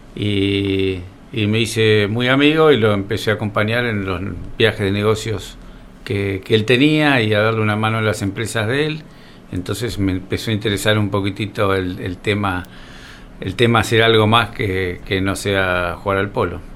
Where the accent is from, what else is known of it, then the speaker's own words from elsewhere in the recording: Coronel Suárez, Buenos Aires Province, Argentina; also born or lived in Rosario; soy un, suarense, nací en Rosario